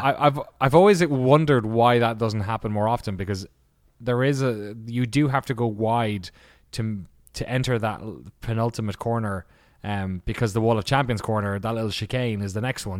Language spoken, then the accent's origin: English; Ireland; I'm Irish